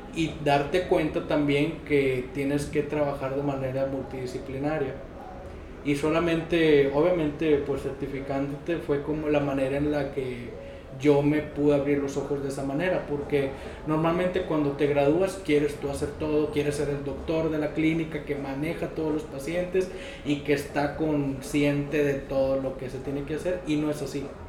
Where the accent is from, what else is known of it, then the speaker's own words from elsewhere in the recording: Monterrey, Nuevo León, Mexico; yo soy originario de aquí de Monterrey